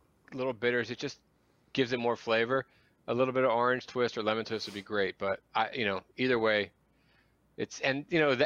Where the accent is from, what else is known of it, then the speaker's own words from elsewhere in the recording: Bucks County, Pennsylvania, United States; accent: Philly; moved away; also born or lived in Philadelphia, Pennsylvania; Born in Philly, and I grew up in Bucks County, so a little bit outside the city